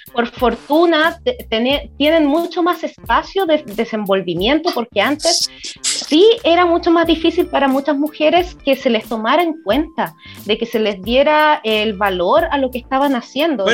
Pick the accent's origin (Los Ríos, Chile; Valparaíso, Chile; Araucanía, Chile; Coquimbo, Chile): Valparaíso, Chile; San Felipe; also born or lived in Santiago; nací en Santiago, pero me vine muy chica al Valle de Aconcagua, San Felipe